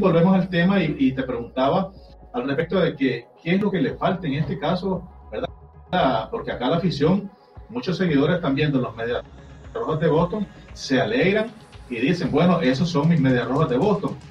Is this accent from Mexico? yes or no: no; Nicaragua; nosotros también como nicaragüenses